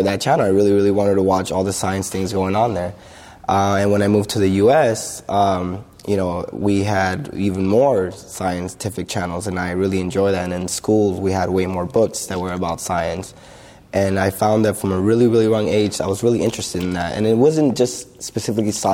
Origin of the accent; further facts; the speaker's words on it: Lima, Peru; moved away; I was born in Lima, Peru. As a young kid there